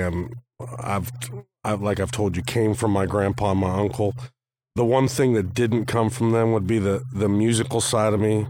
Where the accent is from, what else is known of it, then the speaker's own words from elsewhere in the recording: Arizona, United States; also born or lived in California; I remember growing up in Arizona, spending a couple years there and spending a couple years in California as a kid.